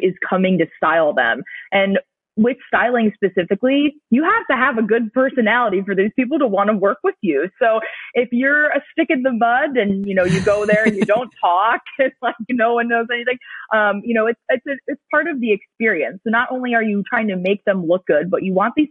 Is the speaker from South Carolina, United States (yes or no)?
no; Cleveland, Ohio, United States; now in South Florida, United States; growing up in Cleveland